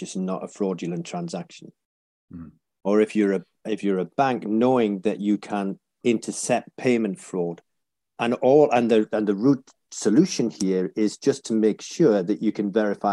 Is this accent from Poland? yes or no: no; Whitley Bay, North East England, United Kingdom; also born or lived in North Shields; I was born there and grew up in the next town down, a place called Whitley Bay